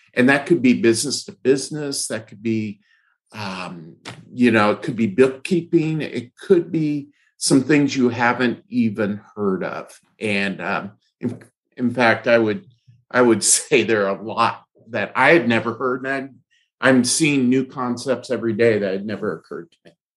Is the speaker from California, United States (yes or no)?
yes; Fresno, California, United States; in my youth uh, in uh, in Fresno, California. I grew up in Fresno